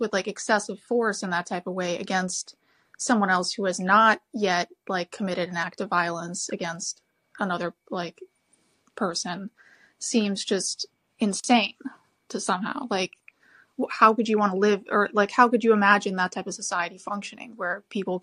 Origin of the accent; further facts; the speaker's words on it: Chicago, Illinois, United States; now in Sweden; I grew up in Chicago taking the Red Line, and, like, you know, now sort of living in Sweden